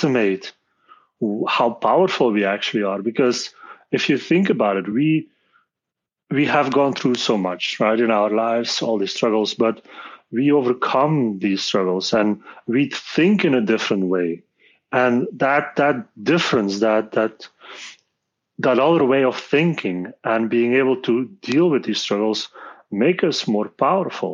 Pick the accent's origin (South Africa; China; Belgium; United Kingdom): Belgium; I'm born and raised in Belgium